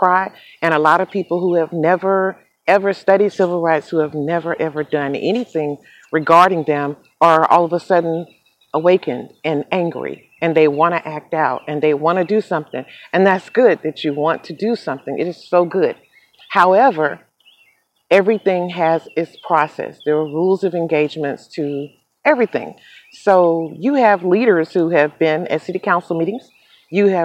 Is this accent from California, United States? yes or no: no; Charlotte, North Carolina, United States; my hometown of Charlotte, North Carolina